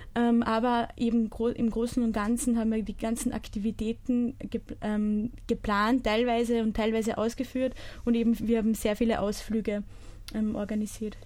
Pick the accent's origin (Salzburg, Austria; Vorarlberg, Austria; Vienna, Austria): Salzburg, Austria; Bischofshofen; bin aus Bischofshofen